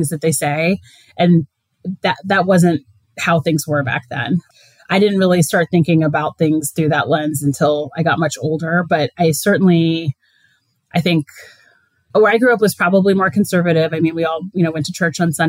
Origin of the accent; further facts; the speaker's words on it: Perry Township, Ohio, United States; moved away as an adult; I'm originally from a very small town in Northeast Ohio. It's called Perry Township. It's a suburb of Akron